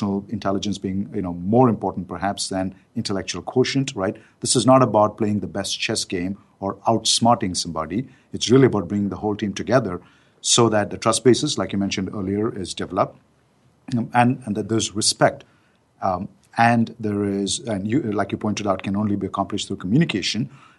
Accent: India; being an Indian guy

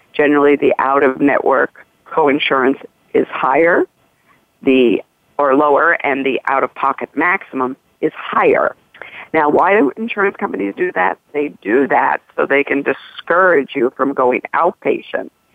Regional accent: Missouri, United States; I'm from the Show Me State, Missouri

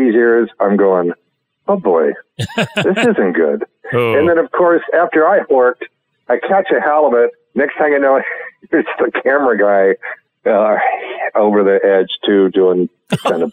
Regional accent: Northern California, United States; I'm from Northern California. I'm from the other California

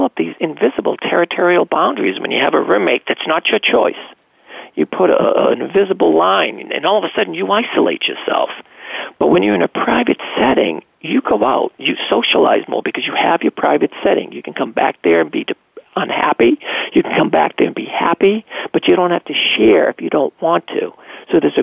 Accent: United States; being the American that I was

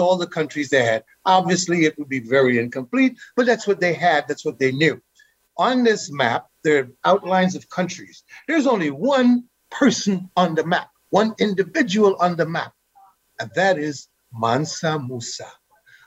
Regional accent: Guyana; now in United States; Growing up in Guyana, we had some political issues.

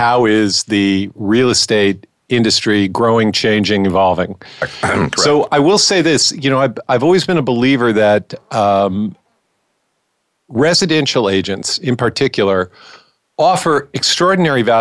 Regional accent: California, United States; moved away as an adult; now in New York City, United States; I was born and raised in California

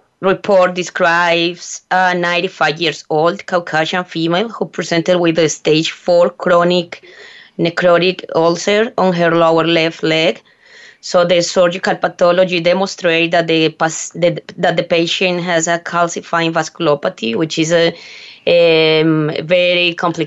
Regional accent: Antioquia, Colombia; English is a second language

